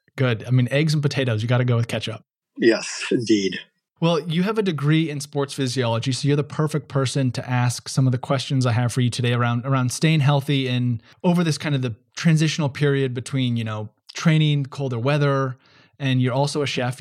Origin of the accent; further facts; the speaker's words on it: United States; Being an American